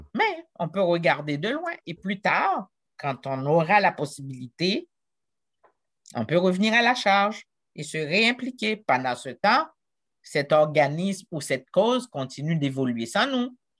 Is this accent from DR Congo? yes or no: no; Jacmel, Sud-Est, Haiti; moved away as an adult; also born or lived in Quebec, Canada; now in Canada; d'où je suis partie, d'une petite ville de Jacmel, Haïti